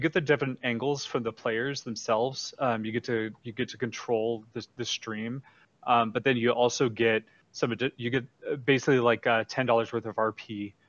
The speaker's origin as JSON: {"language": "English", "area": "San Francisco Bay Area", "region": "California", "country": "United States", "moved": "yes", "lives_now": "Irvine, United States", "said": "my roots of the uh, San Francisco Bay Area"}